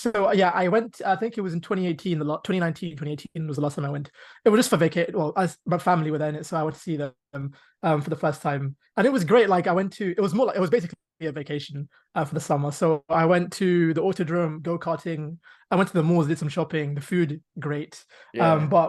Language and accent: English; London, United Kingdom; I'm from London.